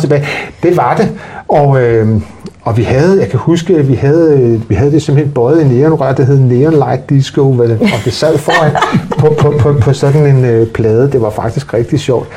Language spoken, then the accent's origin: Danish; Denmark; Jeg blev født ude i det, der hed Kønby Værket i, i gamle dage